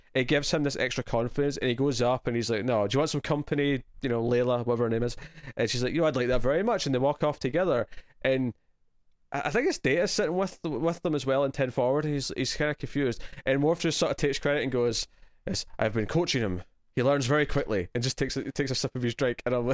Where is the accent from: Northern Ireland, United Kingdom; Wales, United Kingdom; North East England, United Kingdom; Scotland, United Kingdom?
Scotland, United Kingdom; I guess my natural instinct as Scottish is to go with a sort of brogue, like the sort of character you'd expect to yell in Braveheart.